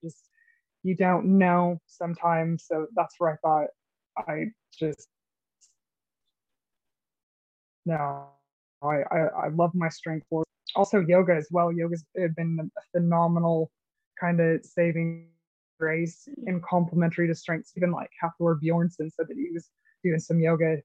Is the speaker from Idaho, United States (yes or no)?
yes; Idaho, United States; my summers growing up in Idaho